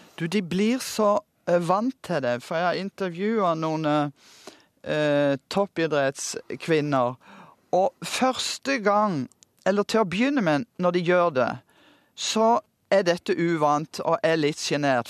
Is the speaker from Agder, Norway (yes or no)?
yes; Kristiansand, Agder, Norway; moved away; Jeg kom fra Kristiansand med to kinoer og 48 bedehus